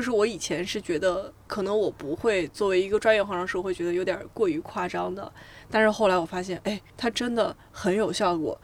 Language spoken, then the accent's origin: Chinese; China; 我们中国人